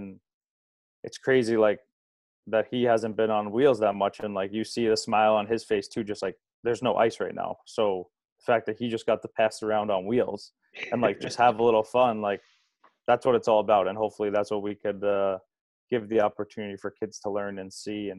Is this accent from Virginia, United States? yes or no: no; Long Island, New York, United States; just a little outside, but it's just a train right away.